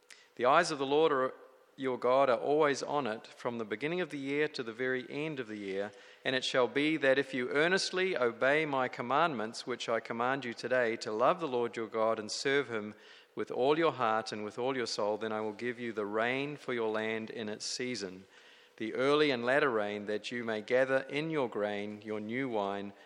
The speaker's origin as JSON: {"language": "English", "country": "New Zealand", "moved": "yes", "lives_now": "California, United States", "said": "I come from New Zealand, where it's beautiful and green"}